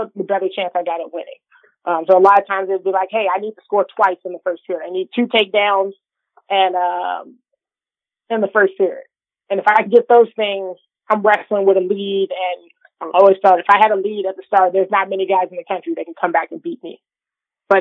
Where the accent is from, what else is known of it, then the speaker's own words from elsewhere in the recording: Illinois, United States; growing up in Illinois